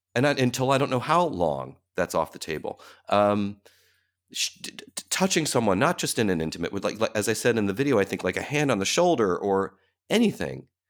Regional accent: Cleveland, Ohio, United States; now in New York, United States; that whole experience growing up that way in a city like Cleveland

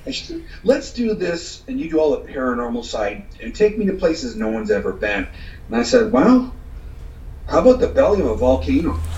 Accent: hometown bordering Michigan, Ontario, Canada; my hometown, which borders Michigan

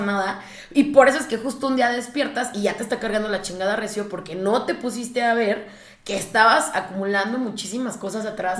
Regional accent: Mexico; algo que también nos pasa mucho como mexicanos

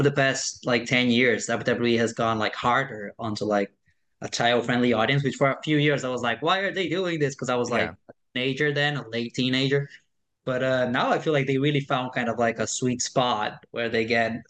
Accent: Brazil; moved away; I was raised in Brazil

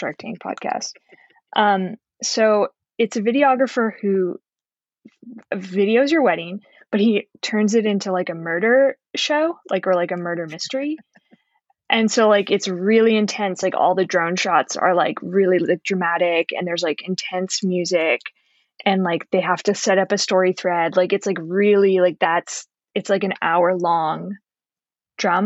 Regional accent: Canada; now in Los Angeles, United States; I'm from Canada

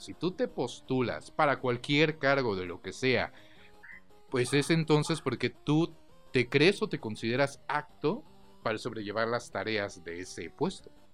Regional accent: Mexico; como mexicanos

